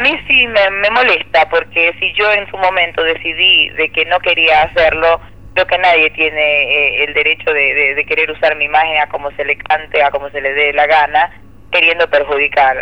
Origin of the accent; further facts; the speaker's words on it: Ecuador; moved away as an adult; also born or lived in United States; now in Argentina; yo soy ecuatoriana